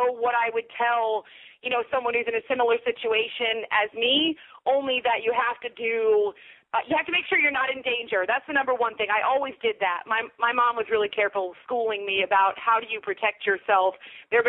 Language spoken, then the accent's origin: English; United States; as Americans